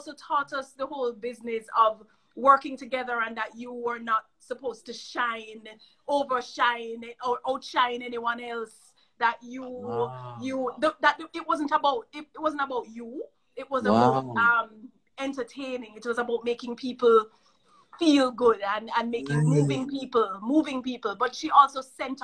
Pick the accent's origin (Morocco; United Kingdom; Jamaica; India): Jamaica; I'm from Jamaica, but I'm here for a year